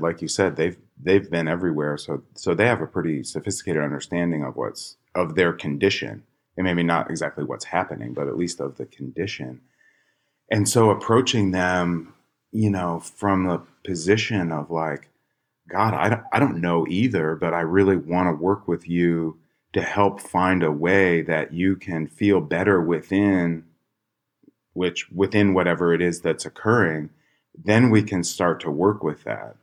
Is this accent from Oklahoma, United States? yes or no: no; Chicago, Illinois, United States; And I grew up in Chicago